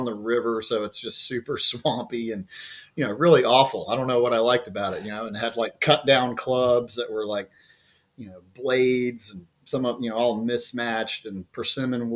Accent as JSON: {"language": "English", "town": "Jacksonville", "region": "Florida", "country": "United States", "tie": "born or raised there", "said": "I actually just moved back to Jacksonville, Florida, at the beaches here just a few months ago, and that's where I grew up"}